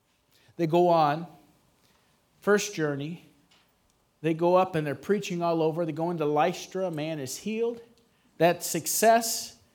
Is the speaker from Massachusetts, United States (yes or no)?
no; Missouri, United States; moved away; I'm from Missouri originally